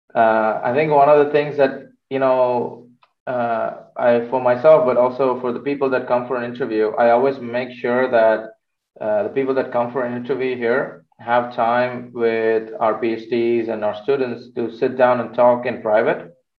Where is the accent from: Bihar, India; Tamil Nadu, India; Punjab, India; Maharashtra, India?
Tamil Nadu, India; Chennai; moved away as an adult; also born or lived in United Kingdom / Netherlands; now in Amsterdam, Netherlands; I'm originally from India, from the south of India in Chennai. So that's where I studied. I did my uh, bachelor's there.